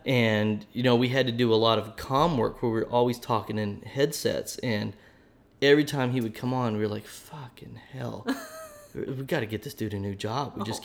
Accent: Oklahoma, United States; accent: Oklahoma; my Oklahoma accent could come out now and then

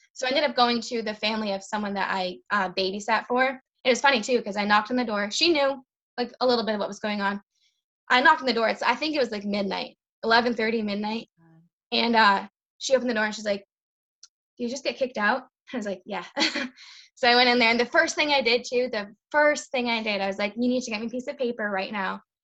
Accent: Lowell, Massachusetts, United States; moved away as an adult; also born or lived in Ayer, Massachusetts; now in Worcester, United States; I grew up in Lowell, and then getting married brought me to the Ayer area

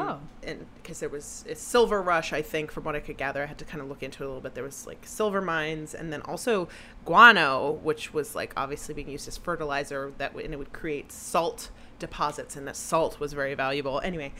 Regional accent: Texas, United States; when I grew up in Texas

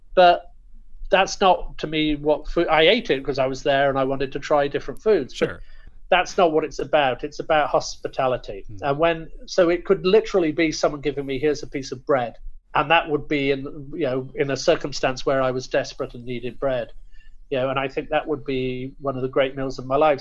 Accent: United Kingdom; I'm obviously British, uh, British Indian or Anglo Indian

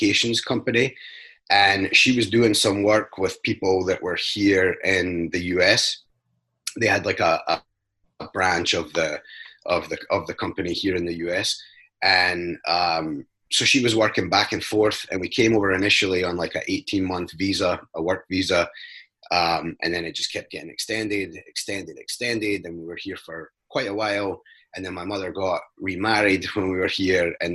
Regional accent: Scotland, United Kingdom; now in United States; I grew up in Scotland in a very small, poor mining town

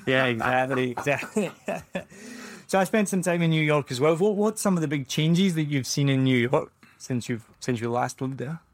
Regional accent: Glasgow, Scotland, United Kingdom; moved away; I'm from Glasgow

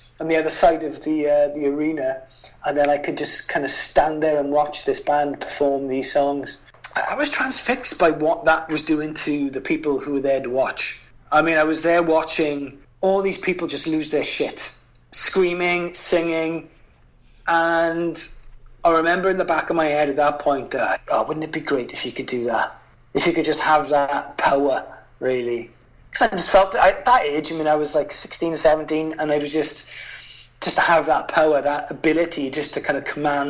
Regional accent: hometown near Cardiff and Newport, Wales, United Kingdom; I had just opened a record store in my hometown

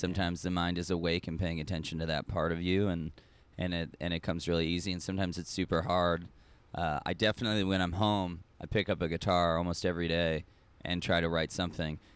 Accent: Austin, Texas, United States; moved away as an adult; also born or lived in Long Beach / New York; now in Norway; I grew up in Austin, Texas, lived in Long Beach, lived in New York, moved back to Austin

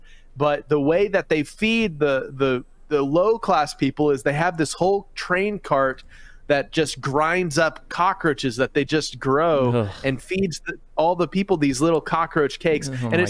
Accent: Philippines; I grew up overseas in the Philippines, and I remember cockroaches there fly and bite and are fast and just terrifying

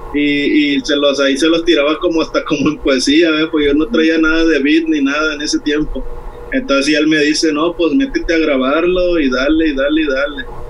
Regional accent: Veracruz, Mexico; now in Playa del Carmen, Mexico; yo originalmente soy de Veracruz, pero aquí en Playa del Carmen ya llevo 20 añitos que me trajeron mis jefes para acá

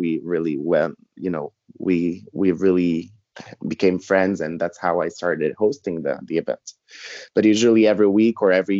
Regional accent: Dominican Republic; also born or lived in Montreal, Canada; Yeah, I was born in Montreal. And then we moved, when I was two, we moved to Dominican Republic, where my parents used to live before going to Canada.

